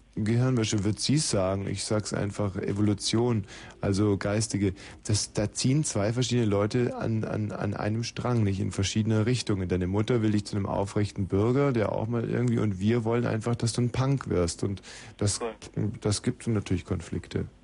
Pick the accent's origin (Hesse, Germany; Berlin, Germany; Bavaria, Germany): Bavaria, Germany; Eching am Ammersee; ich bin ja in Bayern aufgewachsen, und zwar in einer sehr stillen, einsamen Gegend am Ammersee in Eching